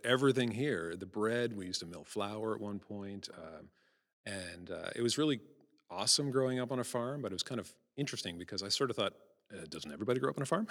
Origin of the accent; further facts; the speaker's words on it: Prince Edward Island, Canada; moved away; I get offered a Canada Research Fair at my hometown